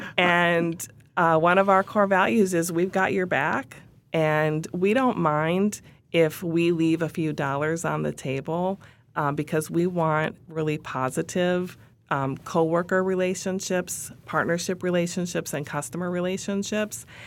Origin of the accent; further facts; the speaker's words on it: Minneapolis, Minnesota, United States; we're headquartered in Minneapolis, in my hometown.